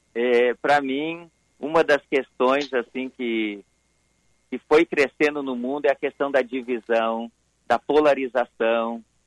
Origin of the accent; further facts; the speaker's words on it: Sapucaia do Sul, Rio Grande do Sul, Brazil; eu sou de Sapucaia